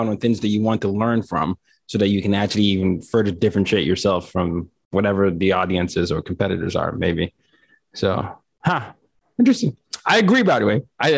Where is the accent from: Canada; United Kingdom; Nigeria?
Nigeria; At least that was me as a Nigerian.